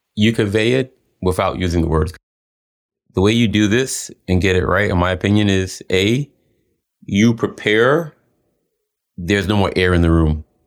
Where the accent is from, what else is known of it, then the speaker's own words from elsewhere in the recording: New York City, New York, United States; moved away as an adult; also born or lived in Switzerland / London, United Kingdom; I grew up in New York, most of, you know, and being a kid from the Bronx